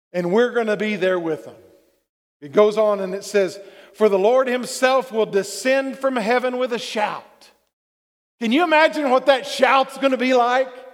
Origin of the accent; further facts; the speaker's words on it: Texas, United States; being a Texan